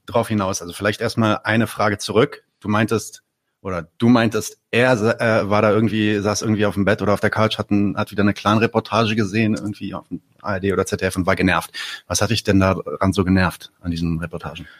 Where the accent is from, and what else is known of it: Palestine; now in Berlin, Germany